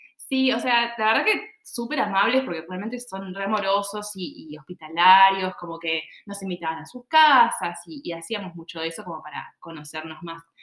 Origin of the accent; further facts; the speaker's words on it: Buenos Aires, Argentina; moved away; soy de Buenos Aires, de capital